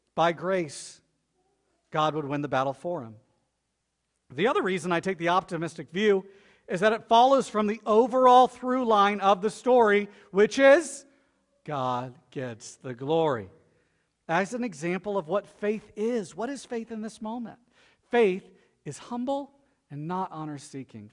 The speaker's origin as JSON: {"language": "English", "region": "Florida", "country": "United States", "said": "I'm from Florida too"}